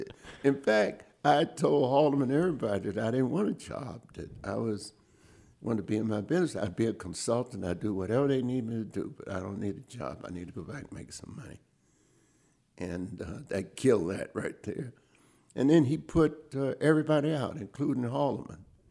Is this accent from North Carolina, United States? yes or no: yes; High Point, North Carolina, United States; I grew up in High Point, North Carolina, where I still live today.